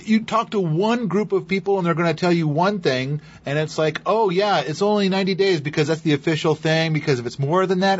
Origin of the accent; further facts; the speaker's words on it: Idaho, United States; I was born in Idaho